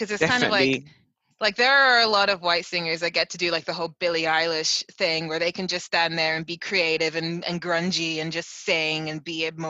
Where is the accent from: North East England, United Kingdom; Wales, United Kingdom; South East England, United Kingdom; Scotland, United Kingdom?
South East England, United Kingdom; Reading; Oh, so my family moved from, on my mom's side, they're Trinidadian and Jamaican, leaning more towards Trinidadian. So they moved to Reading in the 50s and 60s, and we've been here ever since.